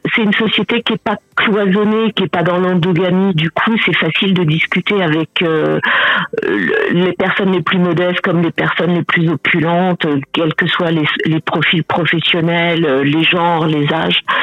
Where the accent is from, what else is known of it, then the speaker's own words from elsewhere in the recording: Paris, Île-de-France, France; moved away as an adult; now in Cameroon; moi j'ai grandi à Paris